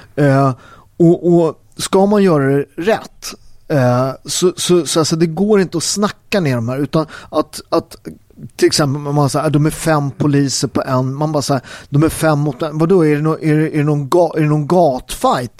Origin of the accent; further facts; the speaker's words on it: Naples, Campania, Italy; now in Sweden; där jag kommer från, i Neapel, där vi har Camorran